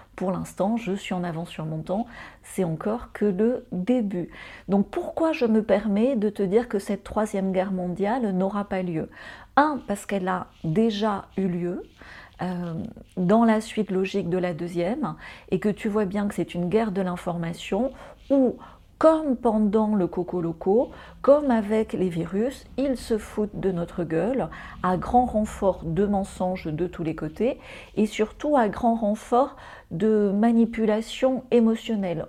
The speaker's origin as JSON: {"language": "French", "country": "France", "moved": "yes", "lives_now": "Mauritius", "said": "je suis française, j'ai eu besoin d'un visa"}